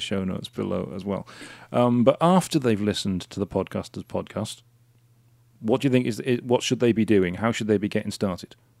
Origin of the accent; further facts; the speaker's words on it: Wales, United Kingdom; Wales, 'cause I'm Welsh